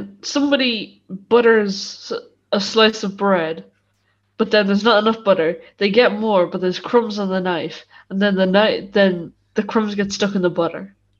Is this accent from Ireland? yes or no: yes; Kildare, Leinster, Ireland; I'm 13 and I'm from Kildare also.